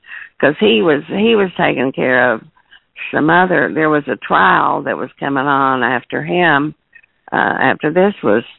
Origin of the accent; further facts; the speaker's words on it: Crawford County, Arkansas, United States; now I'm from around here, and so, I mean, I grew up. I was born in Crawford County.